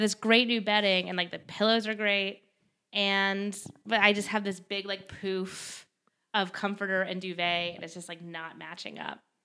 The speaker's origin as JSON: {"language": "English", "area": "Westchester", "region": "New York", "country": "United States", "said": "I'm from Westchester"}